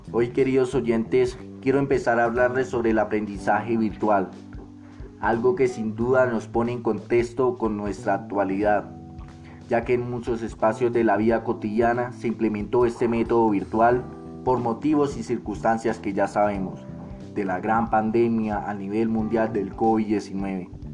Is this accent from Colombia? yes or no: yes; Colombia; nuestro contexto colombiano